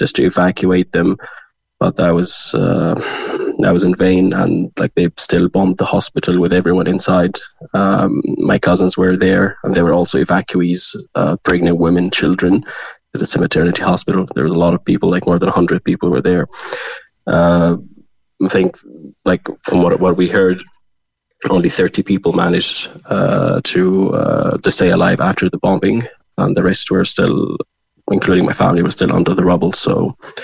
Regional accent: Gaza, Gaza Strip, Palestine; moved away as an adult; now in Cork, Ireland; I'm originally from Gaza. I was born and raised there.

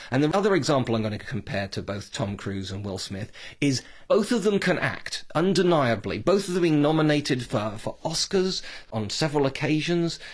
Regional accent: United Kingdom; speaking as a Brit

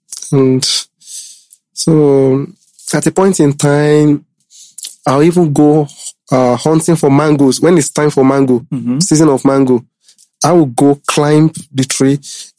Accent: Ilorin, Kwara, Nigeria; born there; I was born in Ilorin.

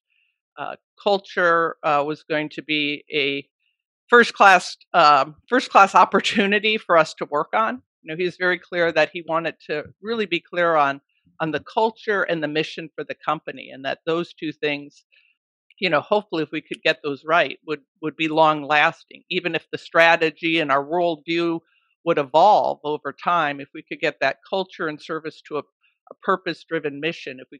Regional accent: Brookfield, Wisconsin, United States; now in Seattle, United States; I grew up in Brookfield, Wisconsin

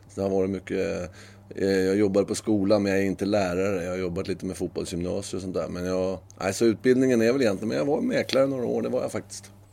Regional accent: Sweden; moved away as an adult; also born or lived in Norway; jag är ju svensk

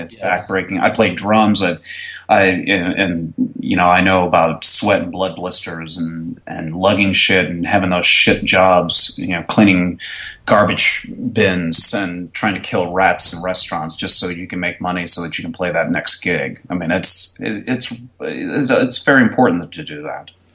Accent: Connecticut, United States; moved away as an adult; now in Dallas, United States; originally Connecticut. I moved down here about '95 to attend college, and then I just stayed after graduating

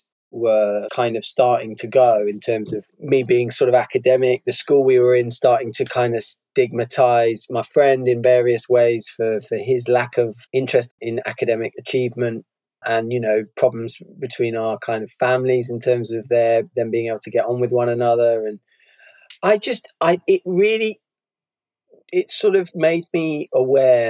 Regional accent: Bristol, South West England, United Kingdom; When I was growing up, I was brought up in Bristol, very class segregated city

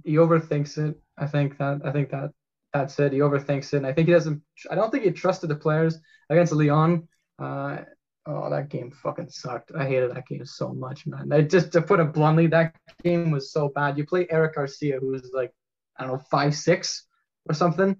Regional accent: Canada; as a Canadian

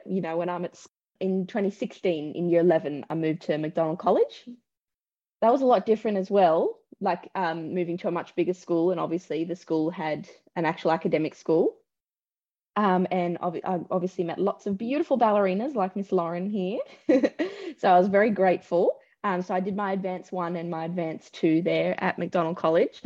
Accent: Sydney, New South Wales, Australia; I grew up in Southwest Sydney

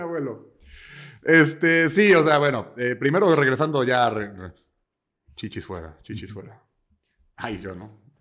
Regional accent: Mexico; yo soy italiano-mexicano

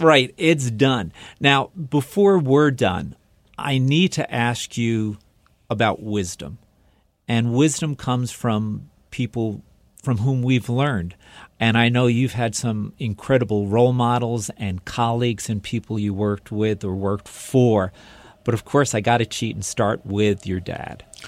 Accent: New York City, New York, United States; I grew up in New York City

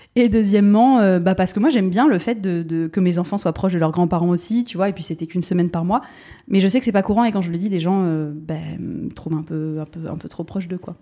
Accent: Bordeaux, Nouvelle-Aquitaine, France; moved away as an adult; also born or lived in Paris; je suis bordelaise, donc j'ai quitté Bordeaux pour aller à Paris.

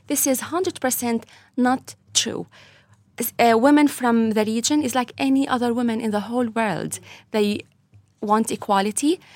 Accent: Latakia, Latakia Governorate, Syria; moved away as an adult; now in Ireland; I was born in Syria, Latakia

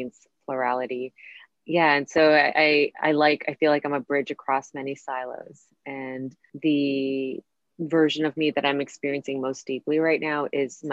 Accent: Canada; moved away as an adult; also born or lived in Costa Rica / New York; I grew up in Canada

